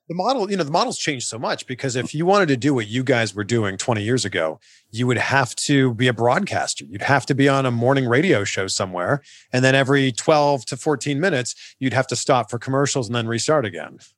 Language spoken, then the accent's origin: English; Canada; as a Canadian